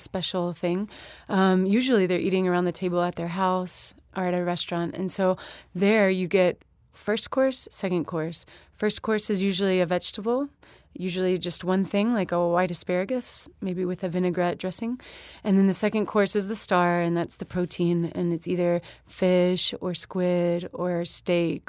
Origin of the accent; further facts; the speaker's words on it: Alabama, United States; moved away; also born or lived in Louisiana; growing up in Alabama and also having lived in Louisiana for a few years as well